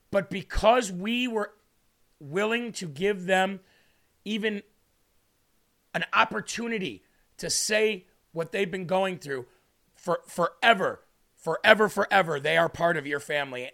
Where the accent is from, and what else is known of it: United States